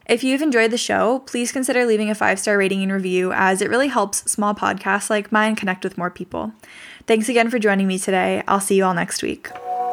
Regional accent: Northern California, United States; I was born and raised in Northern California

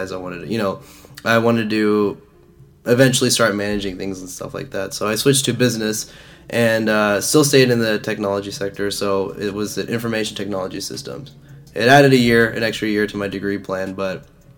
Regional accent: Dallas, Texas, United States; I'm from Dallas, born and raised here

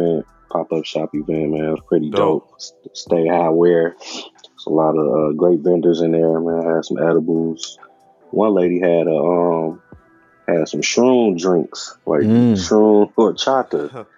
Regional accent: Calumet City, Illinois, United States; I'm from originally from Cal City, which is a suburb like probably 15 minutes from Chicago. So I grew up out there, moved a lot.

